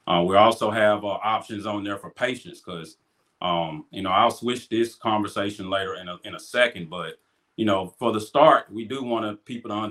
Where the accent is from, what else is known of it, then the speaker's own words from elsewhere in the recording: Grenada, Mississippi, United States; I'm from Grenada, Mississippi